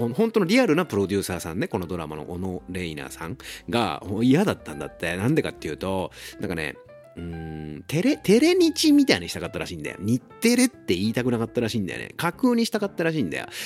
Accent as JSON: {"language": "Japanese", "town": "Ageo", "region": "Saitama", "country": "Japan", "tie": "born or raised there", "said": "俺も埼玉県民だし、僕は上尾っていうところの出身なんだけど"}